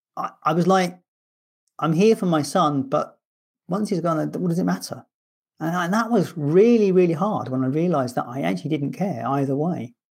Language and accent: English; London, United Kingdom; moved away as an adult; now in Scotland, United Kingdom; I'm a Londoner in Scotland